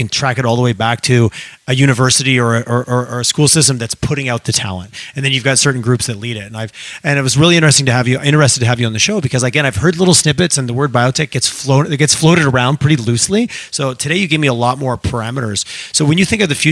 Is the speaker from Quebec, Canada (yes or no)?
yes; Montreal, Quebec, Canada; now in Calgary, Canada; I grew up in Montreal, in great town and lots of awesomeness